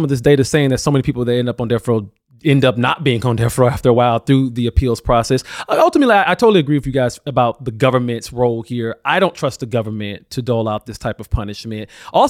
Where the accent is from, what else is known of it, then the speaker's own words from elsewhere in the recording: Alabama, United States; especially in my home state of Alabama